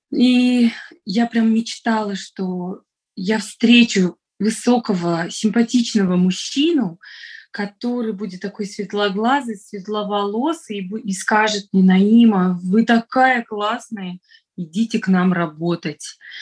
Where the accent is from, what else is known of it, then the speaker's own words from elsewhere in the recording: Dushanbe, Tajikistan; first language Russian; moved away as an adult; now in Moscow, Russia; Вообще я родилась, выросла в Таджикистане. Я выросла в Душамбе, это столица